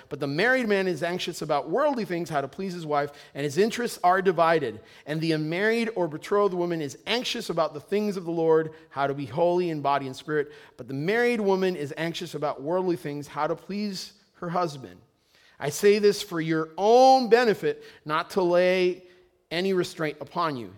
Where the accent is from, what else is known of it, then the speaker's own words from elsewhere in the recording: Puerto Rico; moved away; I come from Puerto Rico, and in Puerto Rico, it's a big deal if you're not married